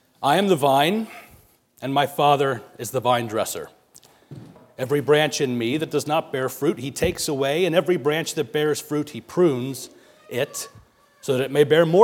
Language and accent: English; Lancaster County, Pennsylvania, United States; moved away; also born or lived in Pittsburgh, Pennsylvania; I'm originally from Lancaster County, so this, what we're surrounded by here, seems like home to me